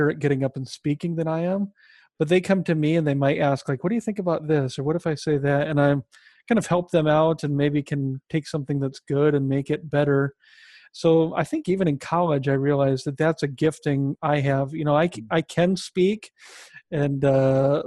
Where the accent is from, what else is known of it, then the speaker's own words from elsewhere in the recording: Sioux City, Iowa, United States; moved away as an adult; also born or lived in Minneapolis, Minnesota; I grew up in Iowa, in Sioux City, Iowa, where I met my wife